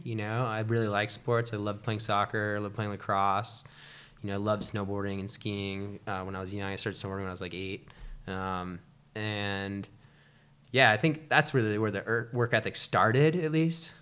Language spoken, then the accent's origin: English; Shelburne, Vermont, United States; moved away as an adult; also born or lived in China; now in Lake Tahoe, United States; I grew up in Shelburne